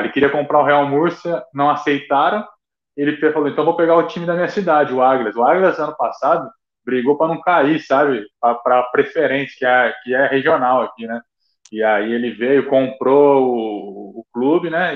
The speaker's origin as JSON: {"language": "Portuguese", "town": "Araçatuba", "region": "São Paulo", "country": "Brazil", "moved": "yes", "said": "eu sou de Aracatuba, tava em casa"}